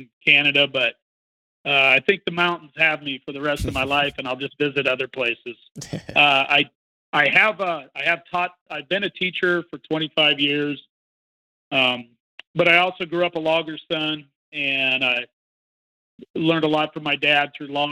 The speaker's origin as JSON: {"language": "English", "region": "Idaho", "country": "United States", "tie": "born or raised there", "also_born_or_lived": "Montana", "said": "Born and raised in Idaho, pretty much lived Idaho and Montana my whole life"}